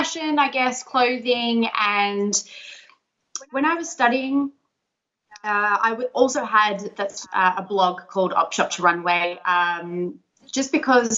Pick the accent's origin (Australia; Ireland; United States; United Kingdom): Australia; Sydney, New South Wales; I'm from Sydney